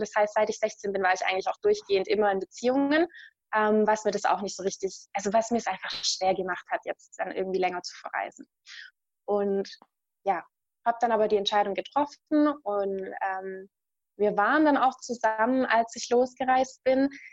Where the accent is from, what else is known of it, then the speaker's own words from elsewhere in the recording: Germany; ich mag auch meine Heimat. Also es ist jetzt nicht so, dass ich mich unwohl fühle in Deutschland